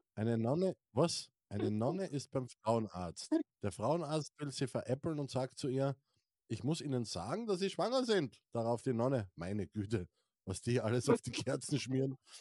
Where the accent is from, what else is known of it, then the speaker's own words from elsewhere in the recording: Styria, Austria; ich bin ja aus der St. Eiermark